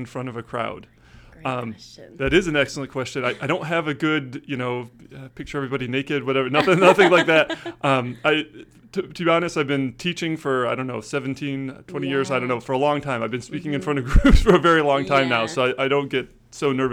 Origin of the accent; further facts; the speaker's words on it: Lansing, Michigan, United States; moved away as an adult; now in Syracuse, United States; I grew up in Lansing, just down the road